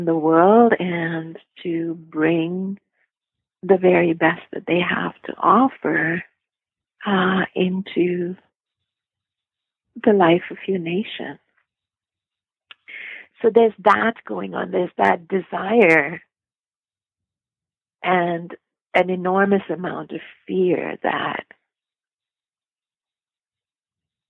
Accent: Canada; being Canadian, being your neighbor to the north

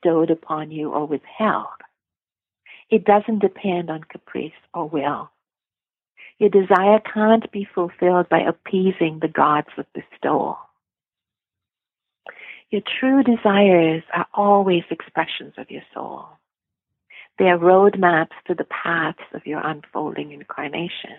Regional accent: Canada; being Canadian, being your neighbor to the north

